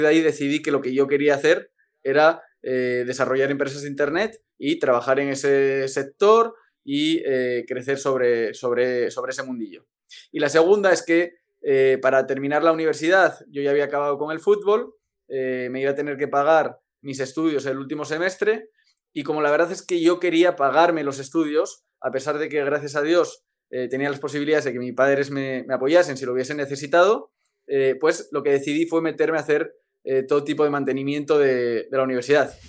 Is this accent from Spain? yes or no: yes; Asturias, Spain; moved away as an adult; now in Mexico; primero soy muy español y segundo soy muy asturiano